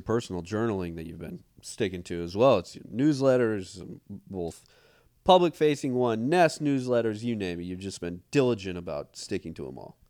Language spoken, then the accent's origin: English; Montana, United States; growing up in Montana